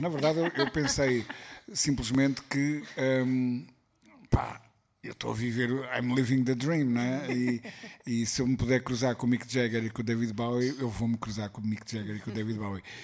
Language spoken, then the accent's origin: Portuguese; Portugal; eu como bom português